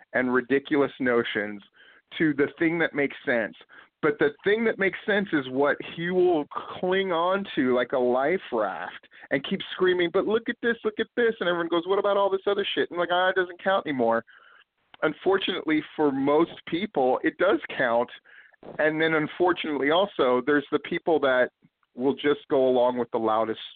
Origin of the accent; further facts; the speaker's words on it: Hawaii, United States; when I was a kid growing up in Hawaii on the beaches